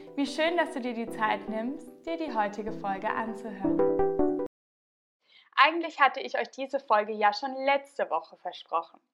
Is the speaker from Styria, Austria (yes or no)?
no; Tyrol, Austria; moved away; in meiner alten Heimat in Tirol.